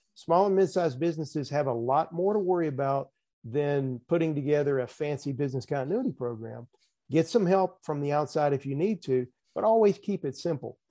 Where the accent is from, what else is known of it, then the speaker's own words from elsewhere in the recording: the South, United States; accent: Southern; also born or lived in Nashville, Tennessee; I'm sure folks can tell from my accent, I'm in, I am from the South